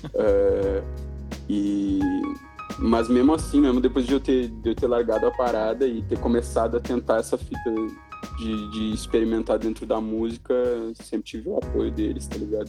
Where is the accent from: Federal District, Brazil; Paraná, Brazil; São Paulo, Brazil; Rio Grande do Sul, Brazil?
Rio Grande do Sul, Brazil; Porto Alegre; moved away as an adult; eu sou de Porto Alegre, eu cresci lá, nasci, cresci lá, fiquei lá até os meus 20 anos